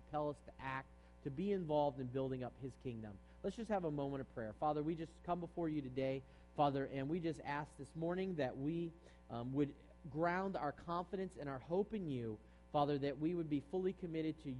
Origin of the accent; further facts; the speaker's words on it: East Coast, United States; now in San Jose, United States; I'm from the East Coast